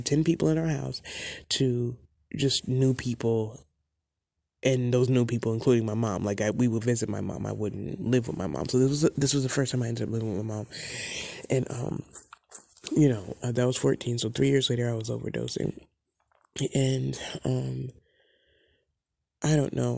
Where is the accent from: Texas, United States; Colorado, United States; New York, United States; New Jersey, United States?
New York, United States; the Catskills; I grew up in the Catskills in New York